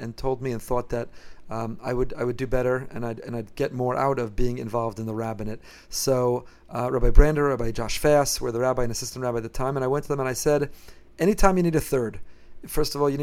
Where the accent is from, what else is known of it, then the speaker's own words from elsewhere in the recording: Teaneck, New Jersey, United States; moved away as an adult; also born or lived in Israel; now in Boca Raton, United States; I grew up in Teaneck, New Jersey, and in my hometown, in my home shul